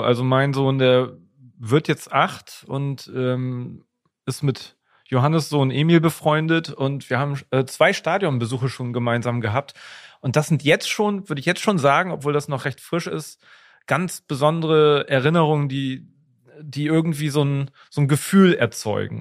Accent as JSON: {"language": "German", "town": "Schwanewede", "region": "Lower Saxony", "country": "Germany", "tie": "born or raised there", "said": "ich bin in Schwanewede Neuenkirchen groß geworden und Neuenkirchen zum Beispiel ist schon Niedersachsen"}